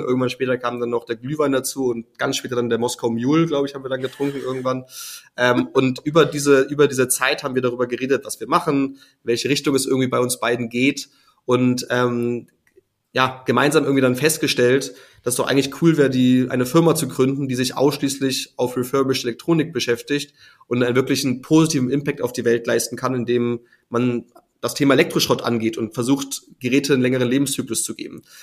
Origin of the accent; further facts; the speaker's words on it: Hamburg, Germany; ich bin gebürtiger Hamburger, wie du erwähnt hast, bin dementsprechend äh, immer mit der Schifffahrt aufgewachsen vor der Tür, auf der schönen Elbe